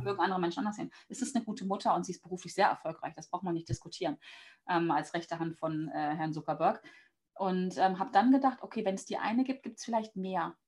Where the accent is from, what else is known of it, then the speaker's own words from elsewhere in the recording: Hanover, Lower Saxony, Germany; Also ich bin aus Hannover und lebe am mhm. Stadtrand von Hannover